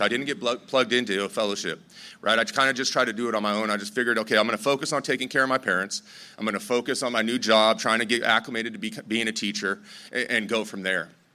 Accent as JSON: {"language": "English", "town": "Torrance", "region": "California", "country": "United States", "tie": "born or raised there", "said": "I grew up in Torrance"}